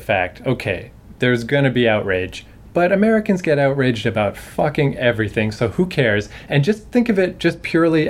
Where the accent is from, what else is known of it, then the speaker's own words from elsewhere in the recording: Canada; I'm a Canadian